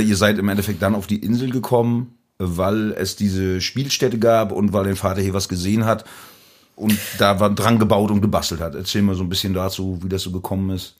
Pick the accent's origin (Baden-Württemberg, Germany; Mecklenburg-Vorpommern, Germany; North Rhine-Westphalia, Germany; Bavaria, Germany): Mecklenburg-Vorpommern, Germany; Rügen; man fragt mich als Musiker, wo kommst du her, Rügen